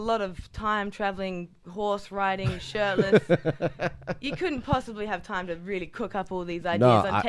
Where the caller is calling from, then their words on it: Australia; I'm … from Australia.